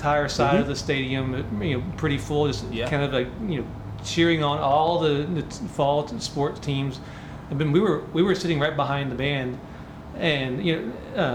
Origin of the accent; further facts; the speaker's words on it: Kentucky, United States; now in Oklahoma, United States; I'm from Kentucky, so it's all about basketball